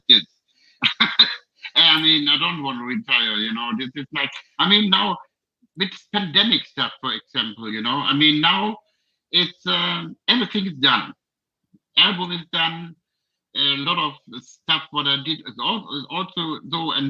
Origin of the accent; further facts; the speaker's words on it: Germany; from Germany. Hello, we are from Germany.